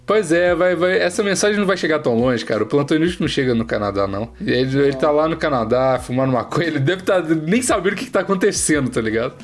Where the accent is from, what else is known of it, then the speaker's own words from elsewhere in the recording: Curvelo, Minas Gerais, Brazil; sou de Curvelo, né? E aí eu tenho avós que moram lá, tem casa lá e tudo mais